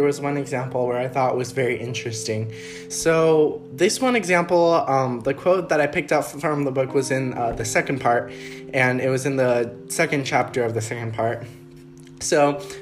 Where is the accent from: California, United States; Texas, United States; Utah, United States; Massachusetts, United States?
California, United States; San Jose; we grew up in Almaden Valley